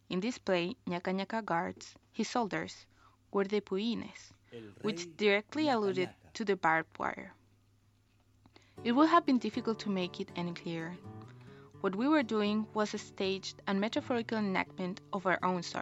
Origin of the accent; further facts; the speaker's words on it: Chile; moved away; I'm from Chile